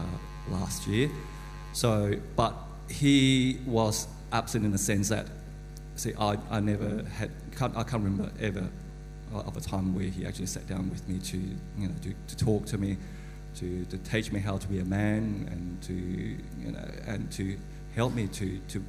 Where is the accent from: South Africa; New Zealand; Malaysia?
Malaysia; I was born in Malaysia.